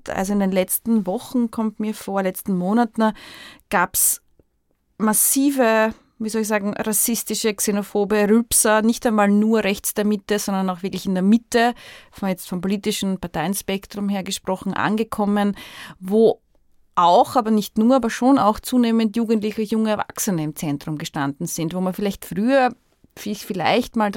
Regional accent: Austria; ich bin hier aufgewachsen in dieser Stadt, ich lebe hier

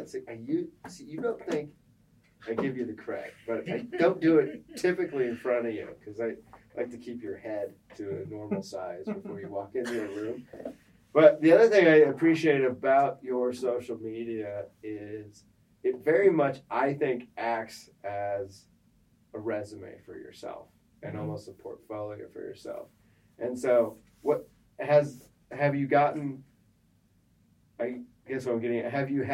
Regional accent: Midwest, United States; I grew up in the Midwest, and so one of my first baseball games was at Wrigley Field.

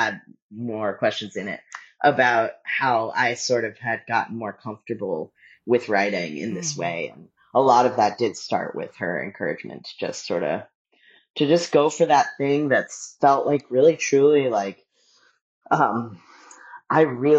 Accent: Dallas, Texas, United States; also born or lived in Sacramento; growing up in Dallas and also growing up in Sacramento, which I had a really hard time when I was a kid in Sacramento.

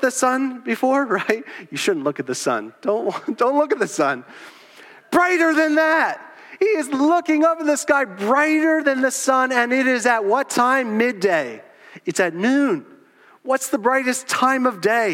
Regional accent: Southeast Pennsylvania, United States; moved away as an adult; also born or lived in South Florida; I was born in Southeast Pennsylvania

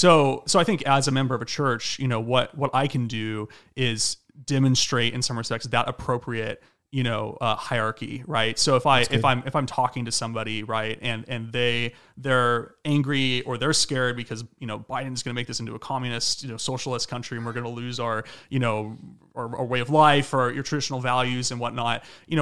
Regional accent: Fresno, California, United States; I come from Fresno, California in the Central Valley. It's a very Republican place in California.

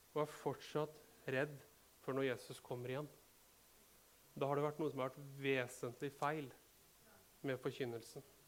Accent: Rakkestad, Østfold, Norway; vi er fra Rakkestad, vi forstår dette språket. Vi er bønder

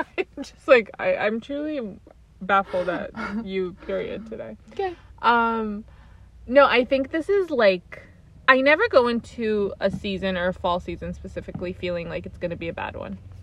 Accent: New York, United States; we grew up in the New York where people are normal, like immigrant families trying to make it

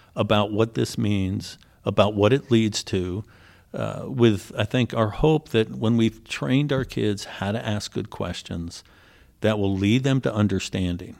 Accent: Philadelphia, Pennsylvania, United States; moved away as an adult; also born or lived in Ohio; I grew up in Philly, attended the top rated school in the state of, uh, Pennsylvania

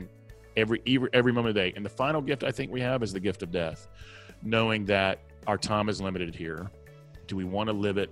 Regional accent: the South, United States; accent: Southern; my Southern accent

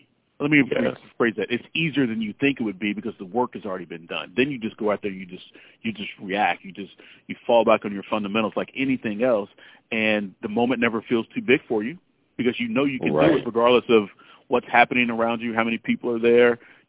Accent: the South, United States; I grew up in the South, so I had a little bit of an accent. I worked to get rid of my accent.

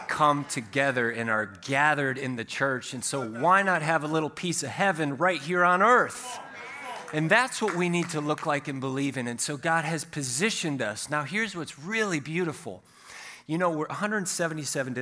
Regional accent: United States; us Americans

